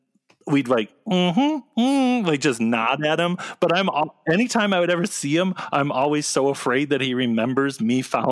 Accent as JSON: {"language": "English", "town": "Ann Arbor", "region": "Michigan", "country": "United States", "tie": "born or raised there", "said": "well, I grew up in Ann Arbor, Michigan, and I just like, oh, yeah!"}